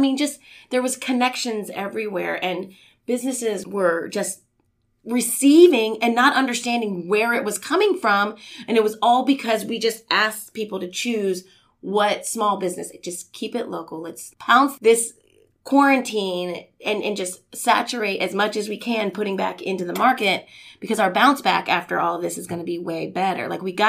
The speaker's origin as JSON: {"language": "English", "region": "Indiana", "country": "United States", "tie": "born or raised there", "also_born_or_lived": "Houston", "said": "We're from the Midwest. I'm originally from Indiana."}